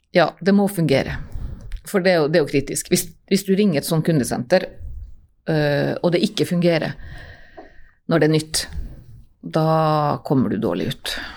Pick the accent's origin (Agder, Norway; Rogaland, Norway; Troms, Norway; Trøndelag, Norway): Troms, Norway; Nordreisa; moved away as an adult; also born or lived in Trondheim; Ja, jeg er fra Reisa og har kontor i Nordreisa